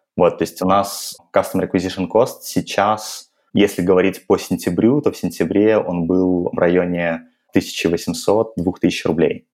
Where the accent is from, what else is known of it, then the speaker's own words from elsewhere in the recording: Belarus; moved away as an adult; now in Moscow, Russia; я сам из Беларуси, и в 21 год после Белорусского государственного